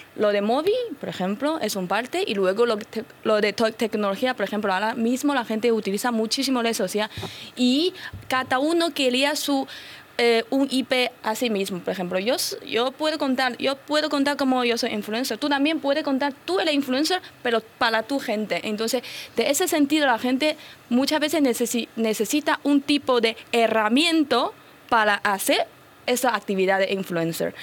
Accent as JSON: {"language": "Spanish", "country": "China", "also_born_or_lived": "Bilbao, Spain / Málaga, Spain", "second_language": "Spanish", "moved": "as an adult", "lives_now": "Madrid, Spain", "said": "Físicamente soy china, pero llevo 14 años en España"}